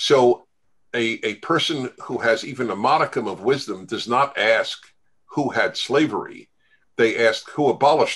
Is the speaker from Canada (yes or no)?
no; United States; as an American Jew, that I am a member of two chosen peoples.